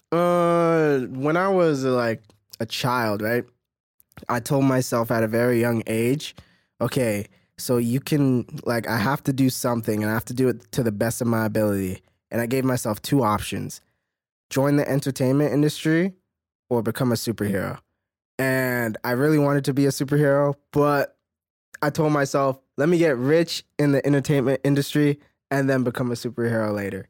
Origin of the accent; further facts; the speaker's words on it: Mississauga, Ontario, Canada; now in Toronto, Canada; I come from Mississauga, but my whole career and everything that I've done work-wise is from Toronto.